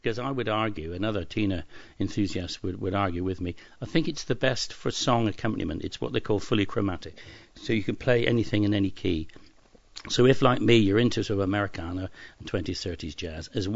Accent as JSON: {"language": "English", "area": "West Cornwall", "region": "South West England", "country": "United Kingdom", "tie": "born or raised there", "also_born_or_lived": "London", "moved": "as an adult", "said": "I come from West Cornwall"}